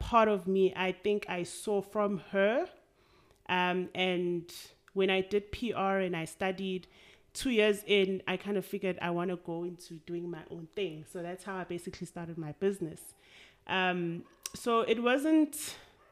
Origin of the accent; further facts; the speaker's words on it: Durban, KwaZulu-Natal, South Africa; I'm born and bred in Durban from a township called Kwamashu. I grew up there